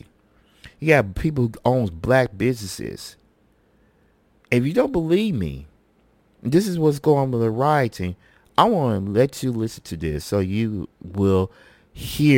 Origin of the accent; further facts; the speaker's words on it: West Memphis, Arkansas, United States; Originally, I'm from West Memphis, Arkansas, but I went to school out there because my grandmother did rescue me from in Memphis at the time